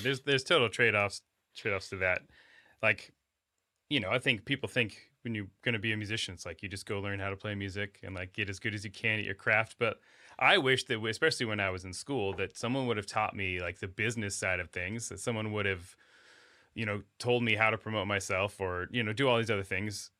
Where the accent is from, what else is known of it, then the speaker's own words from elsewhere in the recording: Alaska, United States; moved away; I grew up in Alaska